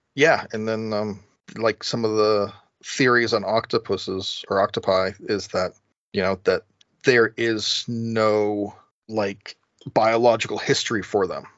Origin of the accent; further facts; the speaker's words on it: New England, United States; Growing up in New England